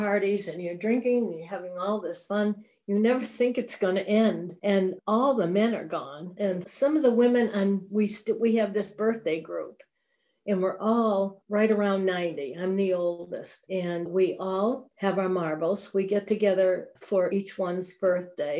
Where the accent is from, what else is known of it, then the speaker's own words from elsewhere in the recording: South Hadley, Massachusetts, United States; also born or lived in Holyoke, Massachusetts / Mount Vernon, New York; I grew up in South Hadley, Mass.